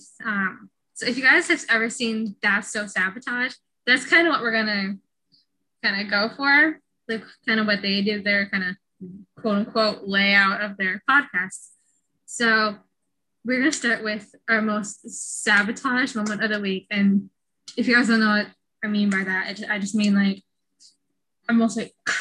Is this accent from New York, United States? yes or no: yes; Lewiston, New York, United States; also born or lived in Puerto Rico; my hometown, Lewiston, New York